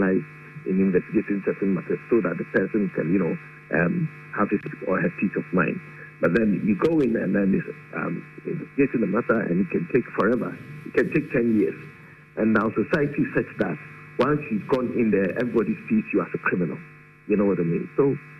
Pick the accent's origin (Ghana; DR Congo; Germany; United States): Ghana; as a Ghanaian